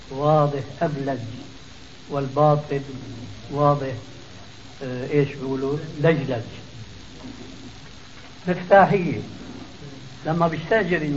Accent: Damascus Governorate, Syria; يعني الخلو خلو رجل بخلو عندنا بالشام يسموها فرويه

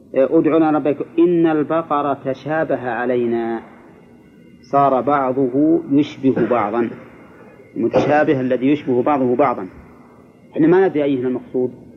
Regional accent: Egypt; عندنا في مصر

